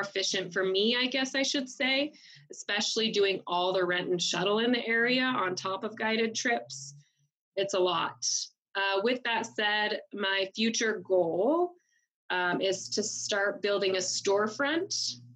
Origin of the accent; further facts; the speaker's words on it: Billings, Montana, United States; also born or lived in Fort Benton, Montana; I am a native Montanan. Um, I grew up in Billings, Montana